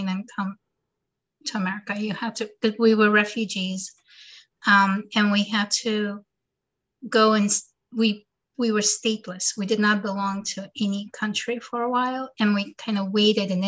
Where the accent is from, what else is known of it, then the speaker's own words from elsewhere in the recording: Moscow, Russia; moved away; I was born in Moscow.